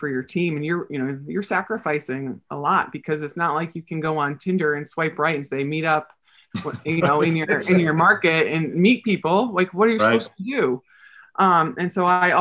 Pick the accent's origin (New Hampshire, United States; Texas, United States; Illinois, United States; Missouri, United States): New Hampshire, United States; also born or lived in Manhattan, New York; now in Orlando, United States; growing up in New Hampshire